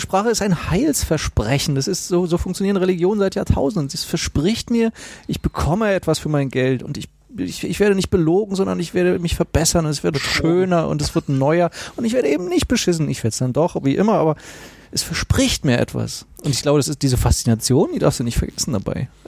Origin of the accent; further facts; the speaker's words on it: East Germany, Germany; Ich bin Ossi